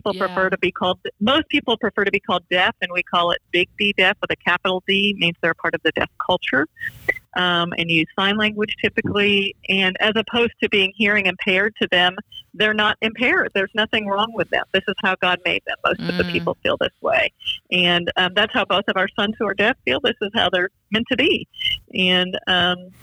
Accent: Kentwood, Michigan, United States; I'm from Grand Rapids, Michigan. Kentwood, actually

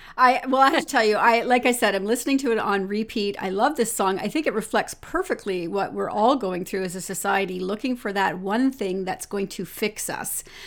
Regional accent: London, Ontario, Canada; London, my hometown

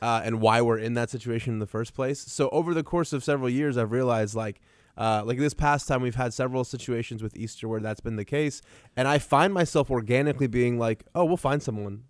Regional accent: Iran; now in Tulsa, United States; I'm like a kid from Iran who just showed up, and we live in Tulsa

